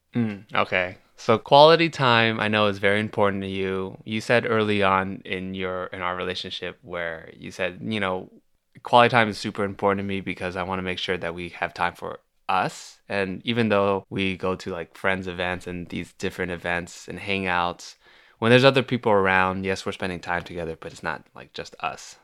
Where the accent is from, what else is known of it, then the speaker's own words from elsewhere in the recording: Milpitas, California, United States; moved away as an adult; now in Los Angeles, United States; I grew up in the Bay Area